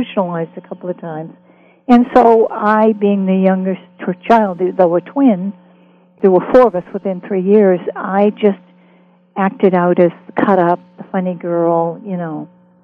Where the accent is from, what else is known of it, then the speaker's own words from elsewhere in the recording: Boston, Massachusetts, United States; moved away; also born or lived in Los Angeles; I grew up in West Roxbury, Massachusetts